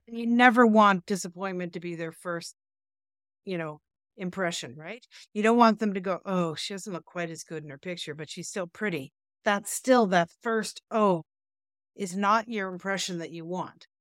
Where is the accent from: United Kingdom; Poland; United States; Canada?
Canada; we're Canadian